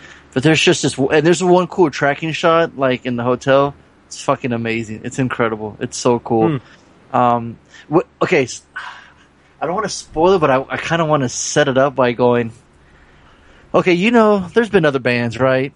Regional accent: Torrance, California, United States; I was born in Torrance

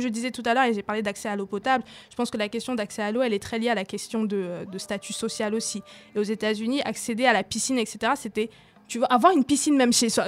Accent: Cameroon; moved away; j'ai grandi au Cameroun

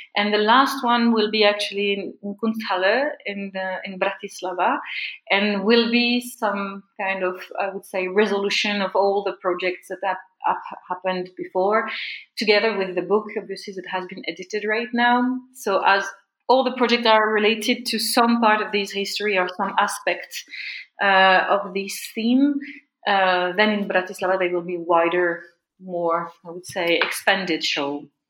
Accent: France; I come from France

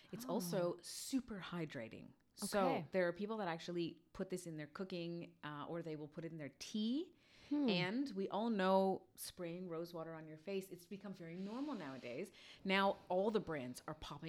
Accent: Toronto, Ontario, Canada; I am a North York girl, and then I'm now living in Toronto

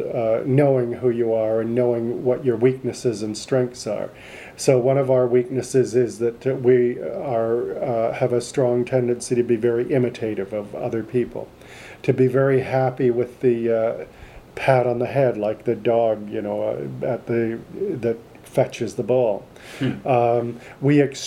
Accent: Canada; we grew up in Canada

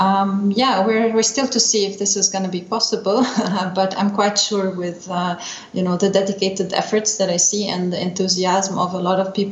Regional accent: Lebanon; moved away as an adult; now in Vienna, Austria; I'm from Lebanon originally

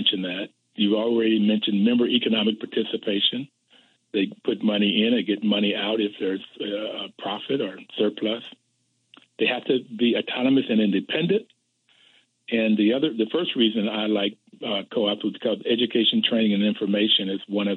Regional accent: Bluefield, West Virginia, United States; growing up in Bluefield, West Virginia

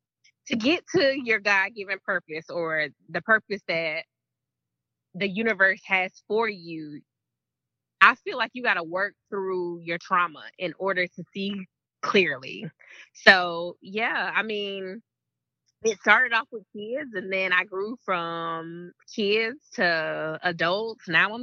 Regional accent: Fountain Inn, South Carolina, United States; also born or lived in Greenville, South Carolina / Washington, District of Columbia, United States; I hail from Greenville, South Carolina. However, I consider my hometown to be Fountain Inn, South Carolina.

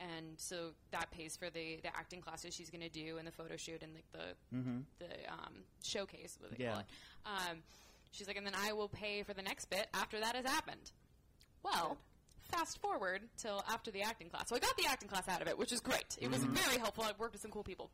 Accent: Castro Valley, California, United States; born and raised in Castro Valley

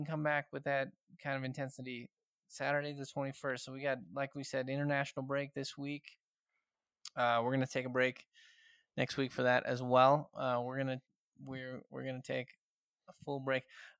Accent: Houston, Texas, United States; we're from Houston

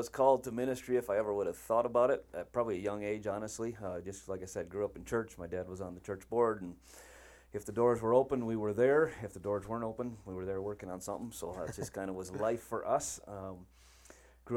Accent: Wisconsin, United States; born and raised in Wisconsin

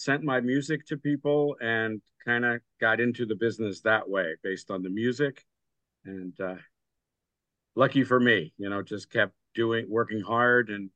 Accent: New Castle, Delaware, United States; I grew up in Newcastle, Delaware, in old Newcastle area, actually, which is a historic town.

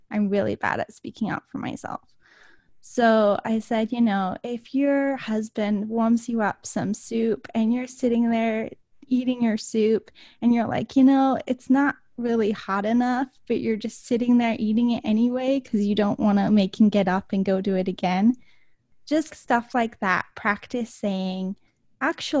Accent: England, United Kingdom; moved away; I grew up in England, so manners were extremely important to my family

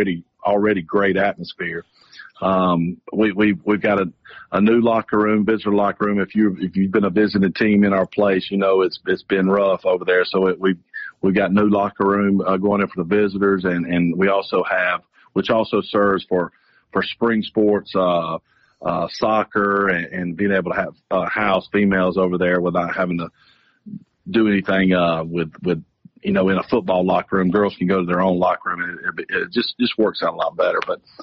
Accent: Georgia, United States; I am a Georgia guy. I've been a Georgia guy for a long time. My dad went to Georgia, so I grew up in Georgia.

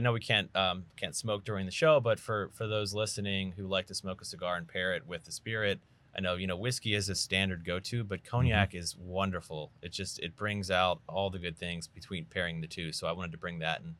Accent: Northeast, United States; I mentioned I'm from the Northeast

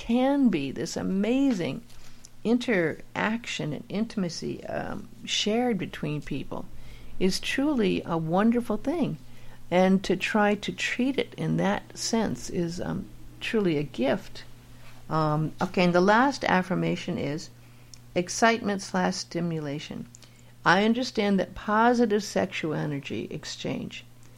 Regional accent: Los Angeles, California, United States; I grew up in LA in Hollywood

